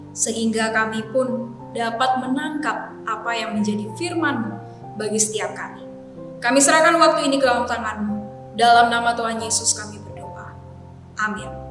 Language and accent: Indonesian; Makassar, South Sulawesi, Indonesia; now in Jakarta, Indonesia; saya ini orang Makassar yang saat ini melayani di Jakarta. Jadi ya hitung-hitung sudah lama juga tidak pulang kampung begitu ya. Dan saya merindukan akan jajanan kota Makassar.